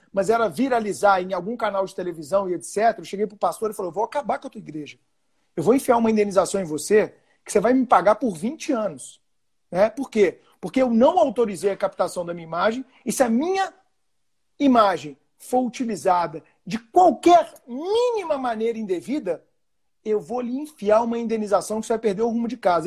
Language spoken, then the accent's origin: Portuguese; Belo Horizonte, Minas Gerais, Brazil; Eu sou de Belo Horizonte